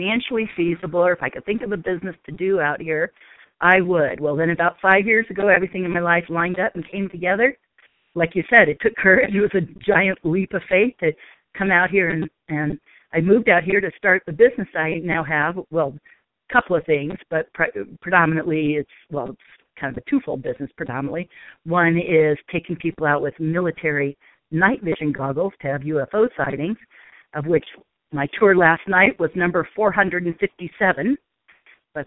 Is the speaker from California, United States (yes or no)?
yes; Palos Verdes, California, United States; moved away as an adult; also born or lived in Irvine, California / Orange County, California / Newport Beach, California; now in Sedona, United States; Born and raised in Southern California, Palos Verdes, California, to be exact